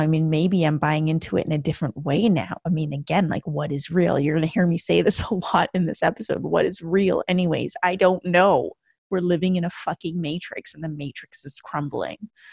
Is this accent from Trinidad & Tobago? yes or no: no; Canada; moved away as an adult; now in United States; a Canadian who moved to the U S in two thousand fourteen